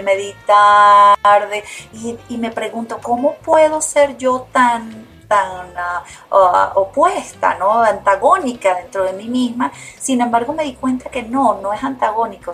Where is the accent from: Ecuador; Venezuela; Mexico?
Venezuela; moved away; Yo me fui hace 29 años de Venezuela